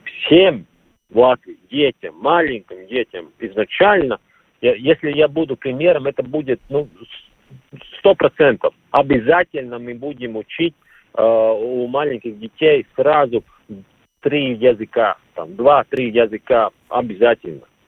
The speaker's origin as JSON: {"language": "Russian", "country": "Latvia", "second_language": "Russian", "said": "я латыш"}